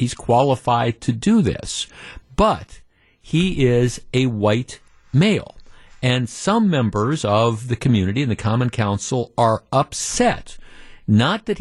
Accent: Glendale, Wisconsin, United States; also born or lived in Whitefish Bay, Wisconsin; I grew up in Glendale and I lived in Whitefish Bay

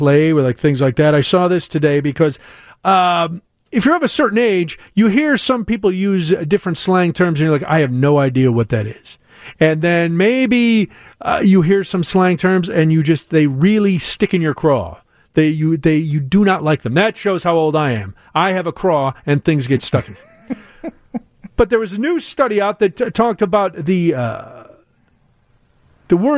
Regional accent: Chicago, Illinois, United States; I'm a Chicagoan

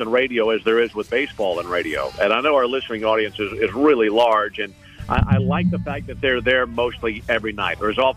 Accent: the South, United States; I'm from the South

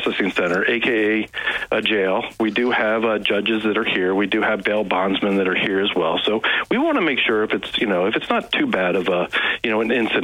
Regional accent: Washington, District of Columbia, United States; moved away; I grew up in the Washington, D.C. area

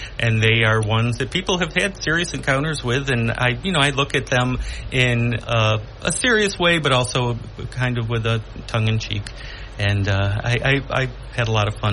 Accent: Binghamton, New York, United States; this is my hometown. I grew up here

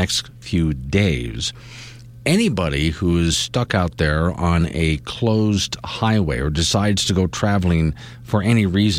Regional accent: Florida, United States; moved away as an adult; now in Wyoming, United States; Even growing up in Florida

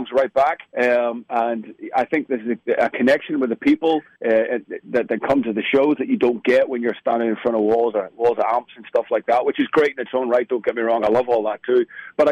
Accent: Belfast, Northern Ireland, United Kingdom; being from Belfast and Northern Ireland

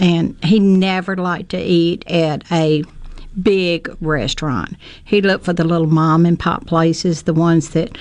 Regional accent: Alabama, United States; I'm from Alabama

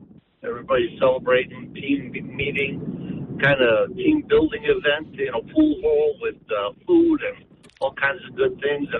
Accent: New York City, New York, United States; as a kid, I grew up in Brooklyn

